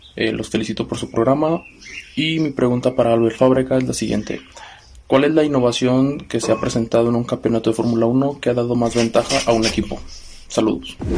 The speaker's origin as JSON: {"language": "Spanish", "town": "León", "region": "Guanajuato", "country": "Mexico", "said": "soy de León, Guanajuato"}